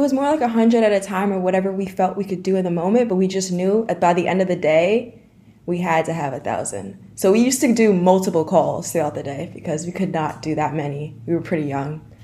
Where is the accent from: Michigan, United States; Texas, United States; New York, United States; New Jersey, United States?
New York, United States; Dutchess County; also born or lived in Syracuse, New York; I'm from Poughkeepsie, New York. Well, not from, but I'm from Dutchess County, New York. I live in Arlington, New York with my mother.